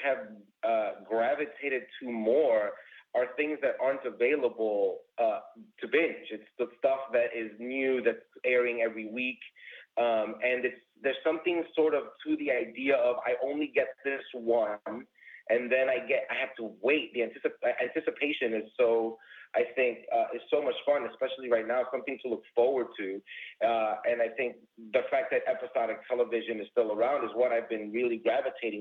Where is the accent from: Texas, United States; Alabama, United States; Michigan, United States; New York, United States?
New York, United States; moved away as an adult; now in Chicago, United States; I was born and raised in New York